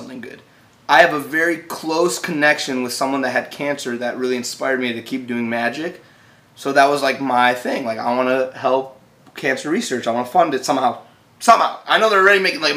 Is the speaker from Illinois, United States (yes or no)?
no; Cleveland, Ohio, United States; I'm from Cleveland, baby. But that's not the best place I've been for tour. It's not the best place. I love Cleveland. It's my home.